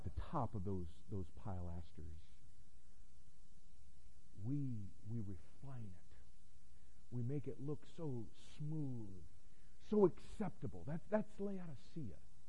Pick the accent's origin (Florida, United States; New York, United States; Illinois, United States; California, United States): Florida, United States; I grew up in Florida